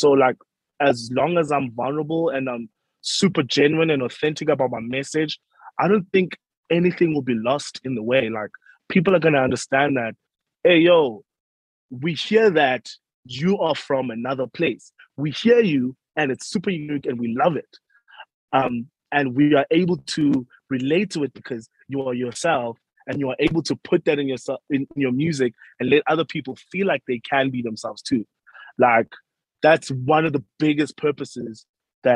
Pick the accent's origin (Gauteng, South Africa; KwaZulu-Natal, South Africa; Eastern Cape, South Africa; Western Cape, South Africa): Eastern Cape, South Africa; Uitenhage; I am a South African Xhosa person, grew up in Uitenhage, Eastern Cape